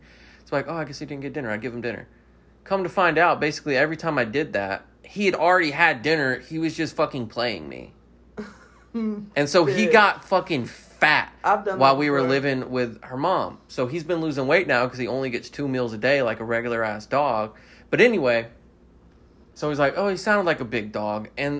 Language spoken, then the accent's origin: English; Mobile, Alabama, United States; I don't sound Southern. I was born and raised in Mobile.